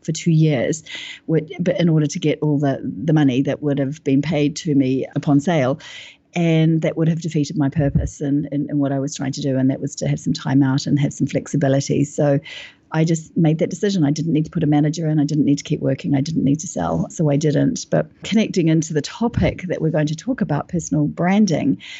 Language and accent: English; New Zealand; moved away as an adult; now in London, United Kingdom; I'm from New Zealand and I'm living in London now. I've been here for 10 years.